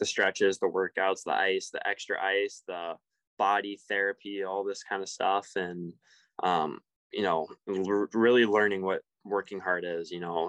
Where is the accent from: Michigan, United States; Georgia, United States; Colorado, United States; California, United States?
Colorado, United States; Denver; now in Everett, United States; I grew up there